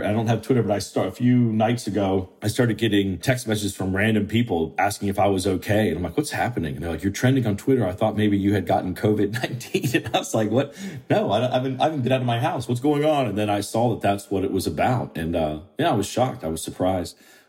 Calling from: Charleston, South Carolina, United States; I'm calling you from my offices in Charleston, South Carolina.

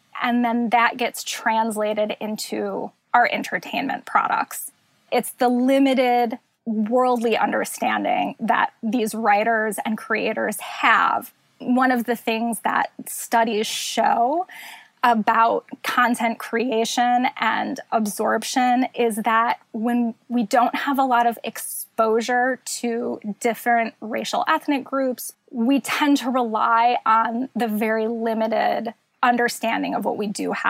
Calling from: Chicago, Illinois, United States; I'm joining you from Chicago

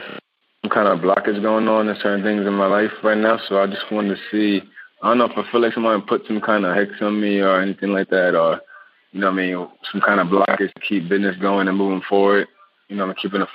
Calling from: Atlanta, Georgia, United States; I'm calling you from Atlanta, Georgia.

